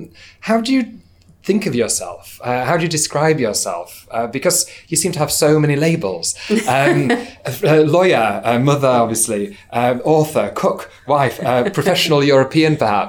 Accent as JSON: {"language": "English", "region": "Yorkshire and the Humber", "country": "United Kingdom", "said": "I'm from Yorkshire."}